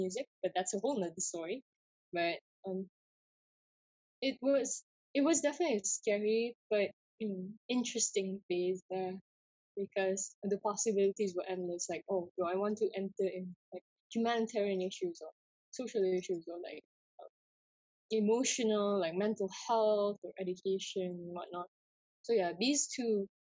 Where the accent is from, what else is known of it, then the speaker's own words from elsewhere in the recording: East Malaysia, Malaysia; me being East Malaysian